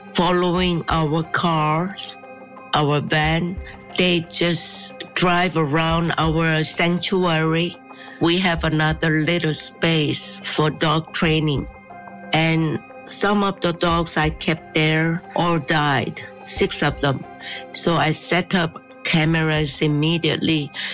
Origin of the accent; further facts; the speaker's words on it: Seoul, South Korea; I was born in Seoul I grew up in Seoul